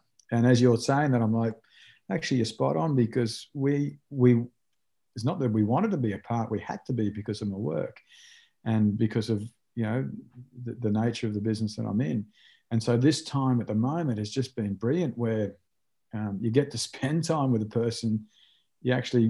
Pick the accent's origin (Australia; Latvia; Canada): Australia; moved away as an adult; also born or lived in Japan / Ireland; a young Australian boy growing up